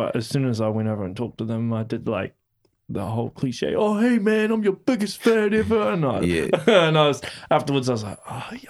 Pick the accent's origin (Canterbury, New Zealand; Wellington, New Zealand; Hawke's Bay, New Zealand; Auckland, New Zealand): Auckland, New Zealand; because I'm originally from Auckland